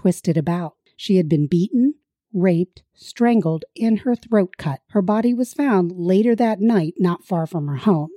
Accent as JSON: {"language": "English", "region": "South Central Pennsylvania", "country": "United States", "said": "where we're from South Central Pennsylvania"}